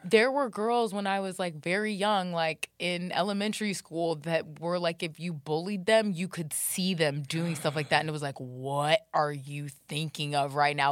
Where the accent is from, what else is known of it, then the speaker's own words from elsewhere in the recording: Jacksonville, Florida, United States; I grew up in Jacksonville, Florida